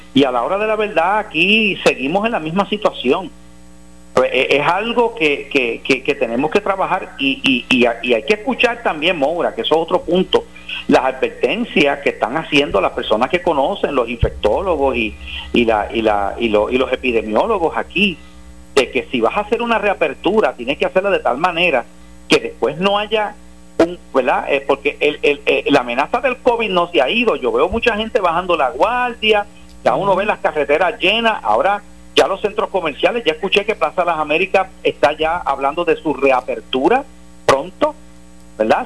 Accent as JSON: {"language": "Spanish", "country": "Puerto Rico", "said": "los ciudadanos estadounidenses en Puerto Rico, que somos ciudadanos americanos"}